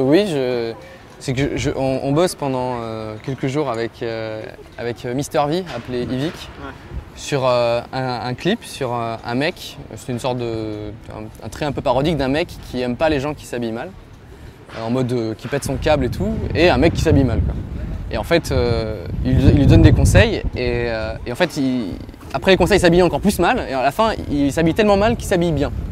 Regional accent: Var, Provence-Alpes-Côte d'Azur, France; je viens du Var. mes parents sont varois

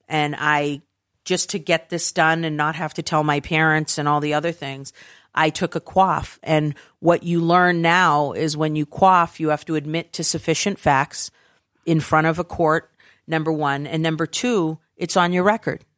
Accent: United States; I'm obviously from the United States

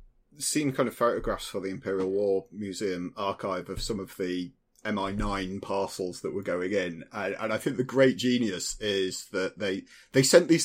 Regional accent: Leeds, Yorkshire and the Humber, United Kingdom; I mean, I'm from Leeds. I grew up in the spiritual home there, pretty much next door to the Waddington's factory.

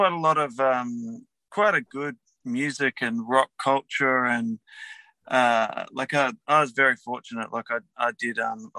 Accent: Adelaide, South Australia, Australia; moved away as an adult; also born or lived in Melbourne / Glasgow; I kind of grew up in the outer suburbs of Melbourne for till I was about eight, and then my folks moved back to Adelaide. So I did the rest of my growing up in Adelaide, and it's a small town.

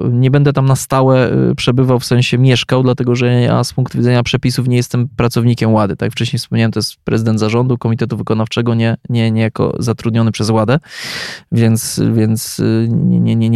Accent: Poland

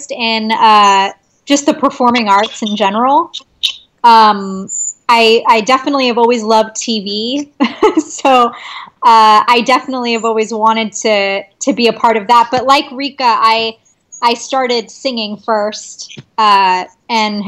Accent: California, United States; now in Brooklyn, United States; I'm from California

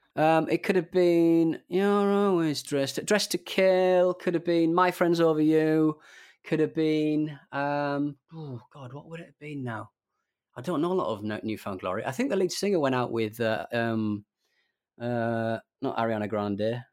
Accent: England, United Kingdom; as an Englishman

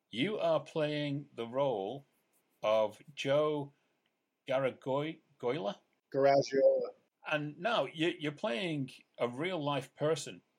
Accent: England, United Kingdom; I'm English.

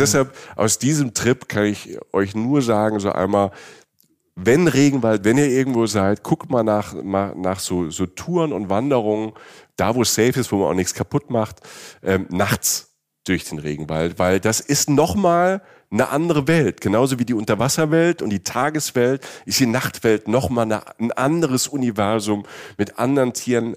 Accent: Southern Germany, Germany; Ich komme ja auch aus Süddeutschland.

